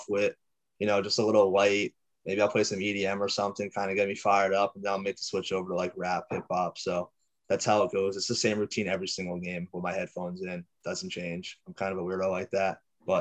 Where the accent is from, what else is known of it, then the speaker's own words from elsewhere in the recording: Connecticut, United States; I'm from Connecticut